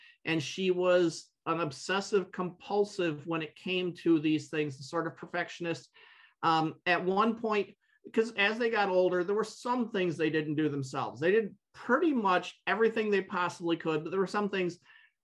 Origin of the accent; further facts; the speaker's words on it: Byron Center, Michigan, United States; I grew up and 20 miles from where I'm sitting right now. Little town called Byron Center